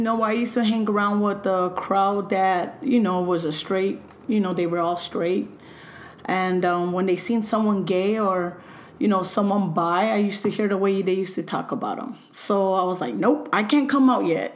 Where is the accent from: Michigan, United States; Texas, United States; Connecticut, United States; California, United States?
California, United States; Los Angeles; I was raised in LA, El Sereno, Alhambra, and those are my roots